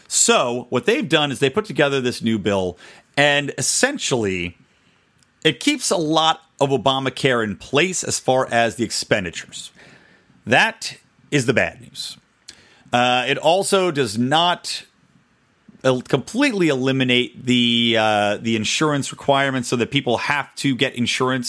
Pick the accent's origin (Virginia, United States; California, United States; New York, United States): California, United States; my home state of California